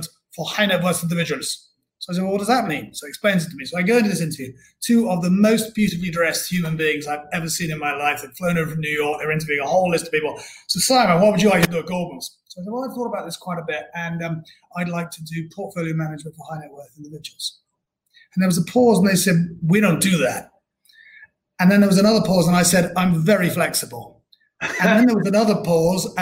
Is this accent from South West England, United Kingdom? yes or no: yes; Bristol, South West England, United Kingdom; I was born and brought up in Bristol